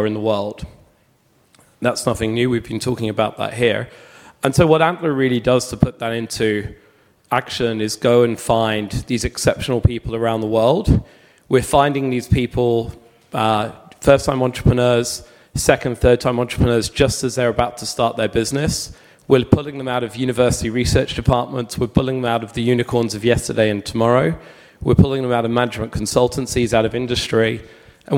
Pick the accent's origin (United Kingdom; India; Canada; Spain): United Kingdom; London; also born or lived in United States; now in Sydney, Australia; I'm from London. I live in Sydney, but spend half my year in the US.